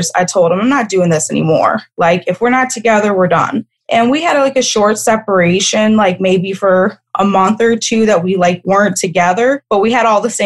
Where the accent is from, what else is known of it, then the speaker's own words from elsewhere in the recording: Kenner, Louisiana, United States; I grew up right outside of New Orleans. I grew up in Kenner, which is where you fly into the airport